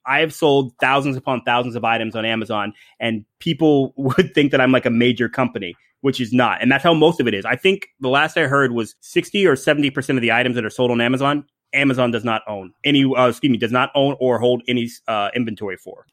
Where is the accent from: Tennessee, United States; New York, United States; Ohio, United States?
Ohio, United States; now in Tampa, United States; I grew up in Ohio, so, uh, not too far from the Great White North